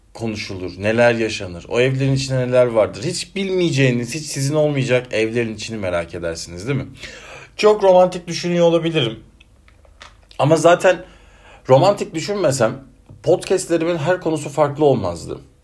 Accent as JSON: {"language": "Turkish", "region": "Denizli", "country": "Turkey", "tie": "born or raised there", "accent": "Ege ağzı (Aegean)", "moved": "yes", "lives_now": "Ankara, Turkey", "said": "memleketim olan Denizli'ye gideceğim Ankara'dan."}